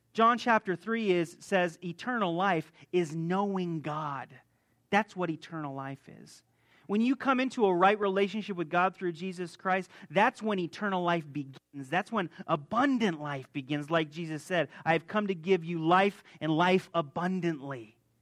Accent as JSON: {"language": "English", "town": "Las Vegas", "region": "Nevada", "country": "United States", "tie": "born or raised there", "also_born_or_lived": "Hungary / Croatia", "moved": "as an adult", "said": "I'm originally from Las Vegas. I was born here."}